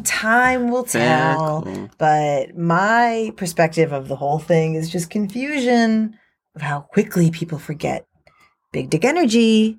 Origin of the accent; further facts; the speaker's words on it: United States; moved away as an adult; also born or lived in Midtown Manhattan, New York City; now in Australia; I grew up about 70 miles out, which is a decent amount out, but it still culturally controls the area.